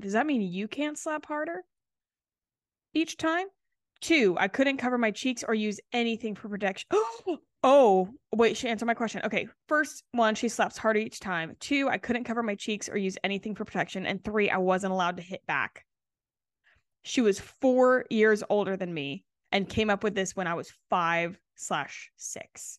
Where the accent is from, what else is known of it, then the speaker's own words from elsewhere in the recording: Charleston, South Carolina, United States; I grew up in the South, so we didn't have basements